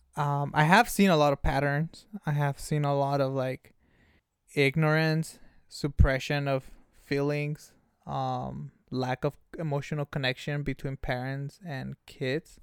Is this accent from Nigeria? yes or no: no; Ensenada, Baja California, Mexico; now in San Diego, United States; born and raised in Mexico, Ensenada, Baja California, puro cachanilla